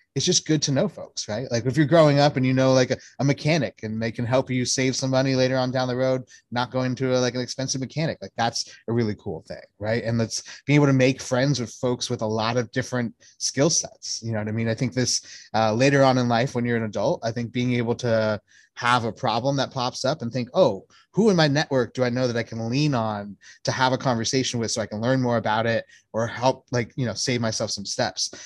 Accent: Native Hawaiian, United States; I'm Native Hawaiian

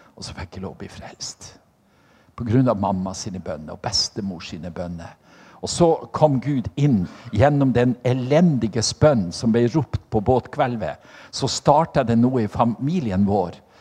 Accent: Norway; på Selja, der jeg kommer fra

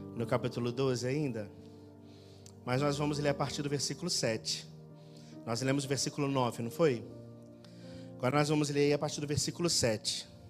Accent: Rio de Janeiro, Brazil; now in Portugal; Eu sou carioca

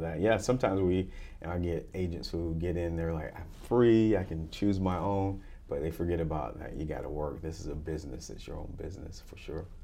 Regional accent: United States; I grew up in America

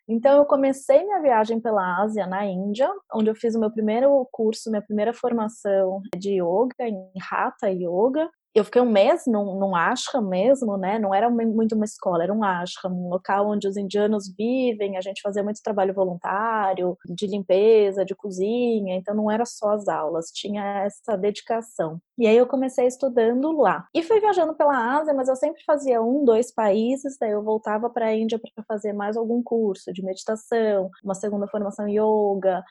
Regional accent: São Paulo, Brazil; moved away; Eu sou de São Paulo

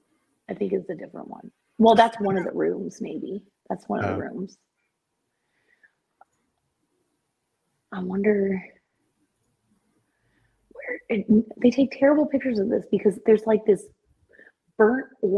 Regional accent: San Francisco, California, United States; I'm from San Francisco

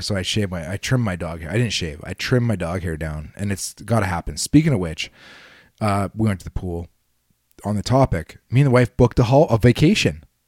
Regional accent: Canada; I'm about as Canadian as they come

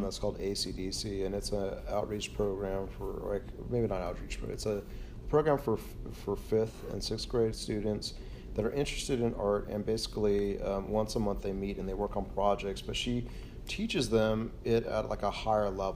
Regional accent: California, United States; I grew up in California

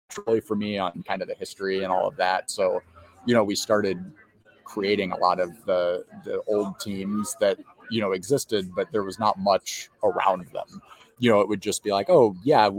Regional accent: Fort Wayne, Indiana, United States; I've born and raised in Fort Wayne

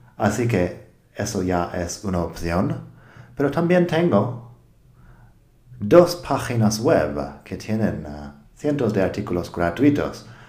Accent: United States; accent: American English; Spanish is a second language; now in Spain; soy de Estados Unidos

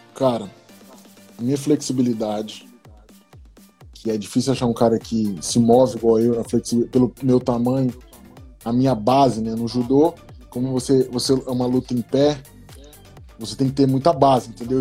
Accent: Brazil; moved away as an adult; vim do Brasil, college, nunca joguei college ou high school nos Estados Unidos.

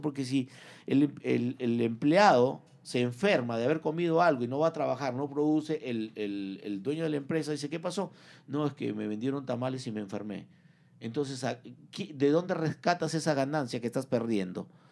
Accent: Peru; moved away as an adult; now in United States; soy peruano

